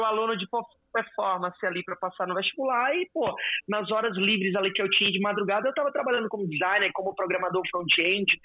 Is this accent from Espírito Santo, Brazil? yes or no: no; Fortaleza, Ceará, Brazil; eu sou de Fortaleza